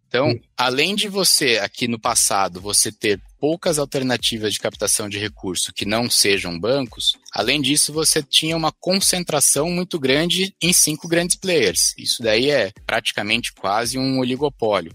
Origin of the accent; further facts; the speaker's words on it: Itapira, São Paulo, Brazil; Eu cresci em Itapira, interior de São Paulo, fica aqui a, a 180 quilômetros